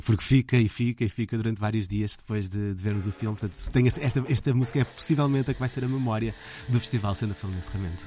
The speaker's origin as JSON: {"language": "Portuguese", "town": "Belas", "region": "Lisbon", "country": "Portugal", "tie": "born or raised there", "said": "eu cresci uh, em Belas, ali na linha de Sintra"}